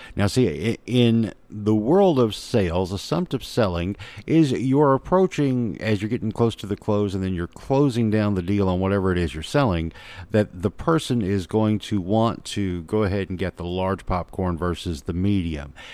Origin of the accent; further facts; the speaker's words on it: Little Rock, Arkansas, United States; I'm a kid that grew up in Little Rock, Arkansas